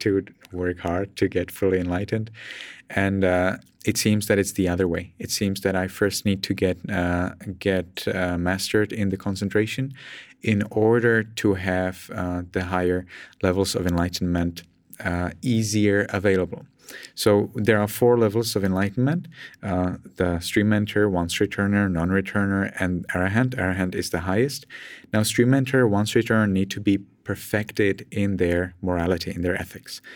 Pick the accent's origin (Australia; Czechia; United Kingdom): Czechia; Pilsen, Plzeň Region; English is a second language; moved away as an adult; now in Myanmar; I'm from Czech Republic, and uh, I'm from a relatively big city. Uh, not from a very big city, but it's certainly not uh, a small city, not a small town, not a village for sure. Uh, it's uh, Pilsen